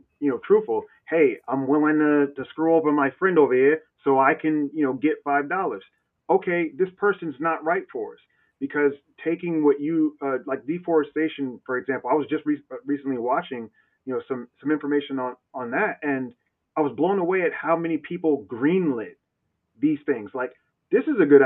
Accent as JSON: {"language": "English", "region": "North Carolina", "country": "United States", "also_born_or_lived": "New Jersey", "moved": "yes", "lives_now": "Seattle, United States", "said": "I live in Seattle, but I'm from North Carolina, and North Carolina and Jersey. You may hear a hint of an accent"}